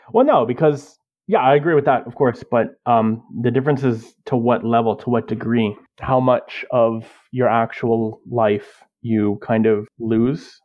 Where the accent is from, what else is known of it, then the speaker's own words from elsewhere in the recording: Canada; I am a Canadian, born and bred.